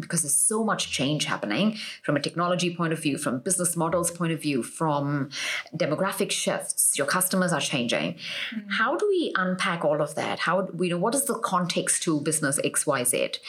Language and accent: English; Mumbai, Maharashtra, India; moved away as an adult; also born or lived in United States; I was born and raised in Mumbai